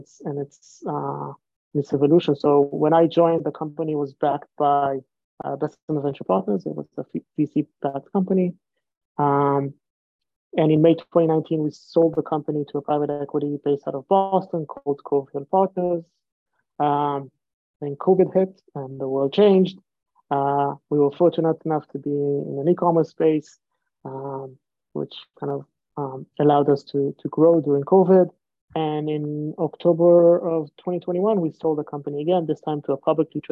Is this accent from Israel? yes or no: yes; Israel; moved away as an adult; now in United States; I'm originally from Israel